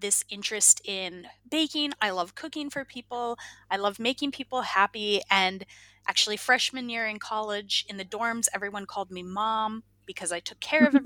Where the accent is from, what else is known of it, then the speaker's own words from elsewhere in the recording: Minnesota, United States; moved away as an adult; also born or lived in Iowa; now in Finland; I'm originally from Minnesota